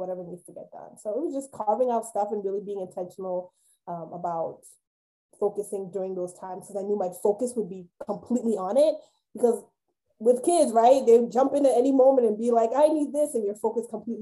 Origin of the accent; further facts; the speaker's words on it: New York, United States; moved away; I'm a New Yorker. I grew up in New York